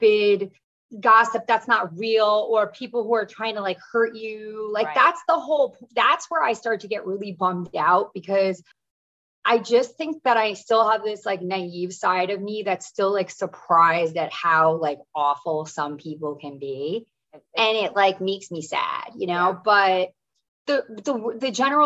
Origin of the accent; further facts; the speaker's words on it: East Coast, United States; I'm from the East Coast.